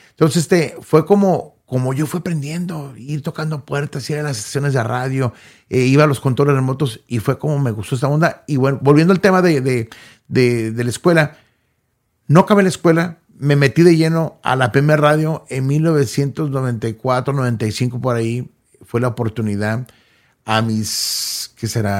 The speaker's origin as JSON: {"language": "Spanish", "town": "Los Angeles", "region": "California", "country": "United States", "tie": "born or raised there", "moved": "yes", "lives_now": "Dallas, United States", "said": "Yo soy nacido en Los Ángeles, California, en un barrio humildemente que se llama Southgate, California"}